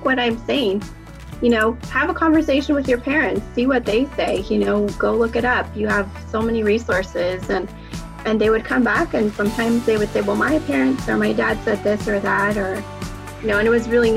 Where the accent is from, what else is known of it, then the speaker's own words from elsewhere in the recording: Southern California, United States; I am from Southern California